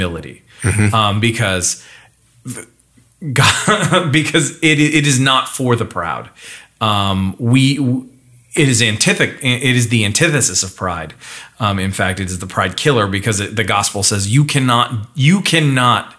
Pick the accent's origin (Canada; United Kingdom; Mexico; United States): Canada; northern Alberta; I grew up just north of there